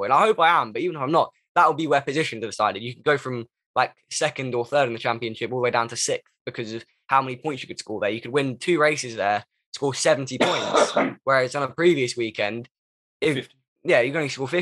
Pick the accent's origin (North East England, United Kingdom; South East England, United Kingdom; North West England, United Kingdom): South East England, United Kingdom; Kent; I'm from Kent, so is Tom.